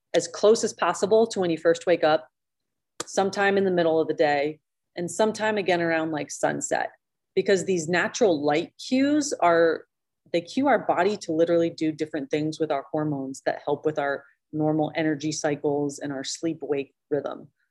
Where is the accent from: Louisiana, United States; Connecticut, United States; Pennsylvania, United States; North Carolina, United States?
Pennsylvania, United States; moved away as an adult; also born or lived in upstate New York; I grew up in Pennsylvania and then lived in New York